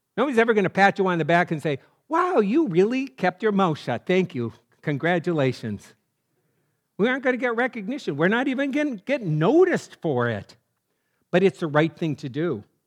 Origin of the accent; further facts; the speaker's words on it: North Dakota, United States; I'm from North Dakota